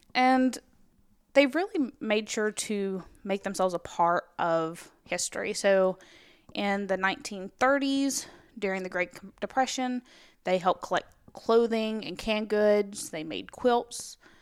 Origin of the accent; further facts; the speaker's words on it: Alabama, United States; also born or lived in Tennessee; I was in Girl Scouts in Alabama, and then we moved to Tennessee when I was in the fourth grade